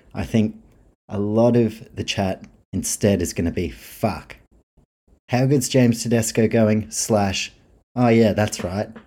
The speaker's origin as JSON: {"language": "English", "country": "New Zealand", "said": "me being a Kiwi."}